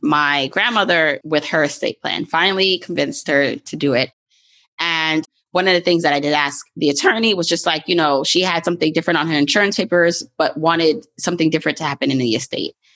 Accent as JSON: {"language": "English", "town": "New York City", "region": "New York", "country": "United States", "tie": "born or raised there", "said": "growing up in Brooklyn"}